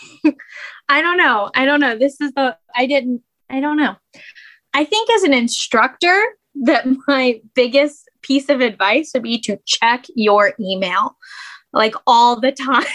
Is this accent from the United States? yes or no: yes; Morgantown, West Virginia, United States; I am from Morgantown. I have lived here my whole life